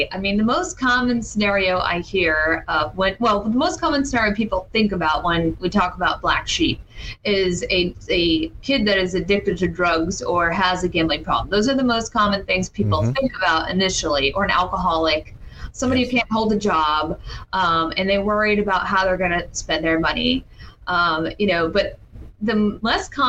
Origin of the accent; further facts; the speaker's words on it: Palm Harbor, Florida, United States; I grew up locally in Palm Harbor, Florida